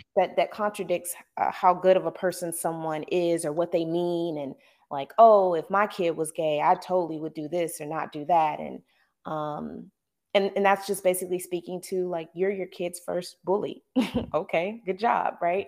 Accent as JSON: {"language": "English", "region": "the South", "country": "United States", "tie": "born or raised there", "said": "growing up in the South"}